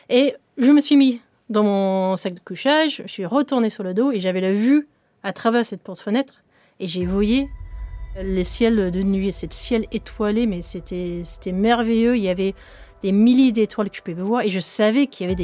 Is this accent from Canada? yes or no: no; England, United Kingdom; French is a second language; cette, usine quand j'étais une petite fille en Angleterre